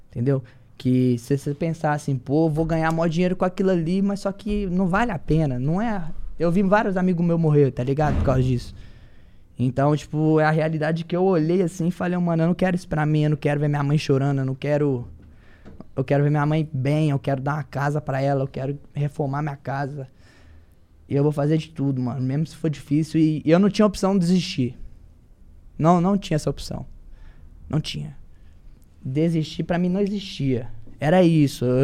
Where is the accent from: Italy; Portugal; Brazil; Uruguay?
Brazil; Belo Horizonte, Minas Gerais; eu vim lá de Minas Gerais, BH, daquele naipão de rocha, só força. Essas é são as gírias nossas lá da Guiné.